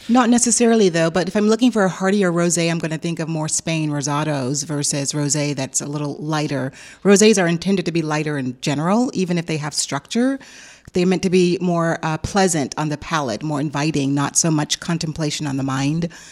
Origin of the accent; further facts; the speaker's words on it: United States; now in Austin, United States; I'm not from Austin. I'm from right. Washington originally